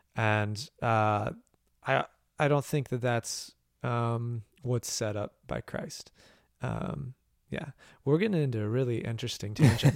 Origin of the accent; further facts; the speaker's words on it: Bloomington, United States; the Switch Yard in Bloomington, uh, my hometown